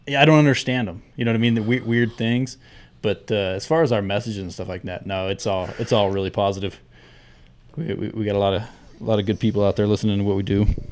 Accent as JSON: {"language": "English", "region": "Southern California", "country": "United States", "tie": "born or raised there", "moved": "yes", "said": "where I grew up in Southern California"}